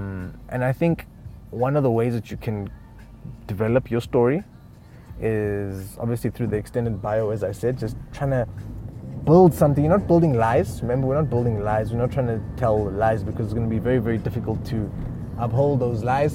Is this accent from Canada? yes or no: no; Eastern Cape, South Africa; also born or lived in Uganda; I'm originally a Ugandan. I grew up in the Eastern Cape.